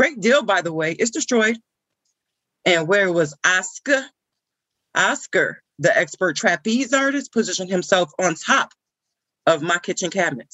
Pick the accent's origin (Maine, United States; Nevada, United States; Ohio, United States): Ohio, United States; I'm from Ohio